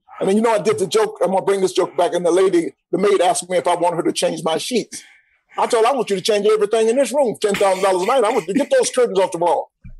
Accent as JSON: {"language": "English", "town": "Atlanta", "region": "Georgia", "country": "United States", "tie": "born or raised there", "said": "But, Rashawn, you may not know this, but I'm born and raised in Atlanta."}